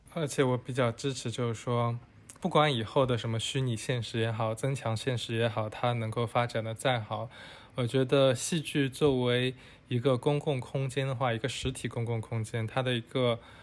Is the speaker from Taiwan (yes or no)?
no; China; 我们中国人